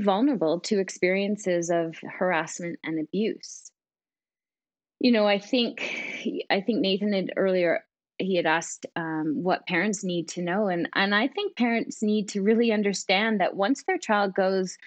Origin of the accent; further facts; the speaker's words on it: Canada; as a Canadian